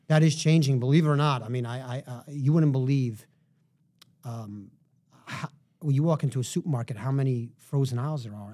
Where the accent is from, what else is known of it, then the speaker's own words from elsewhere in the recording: New York City, New York, United States; I grew up in Manhattan